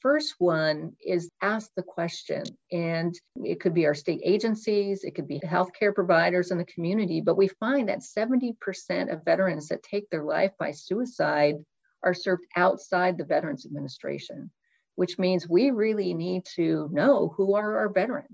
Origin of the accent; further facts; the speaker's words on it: Oak Harbor, Washington, United States; I grew up in Oak Harbor, thanks to the military base where most of my family and friends served.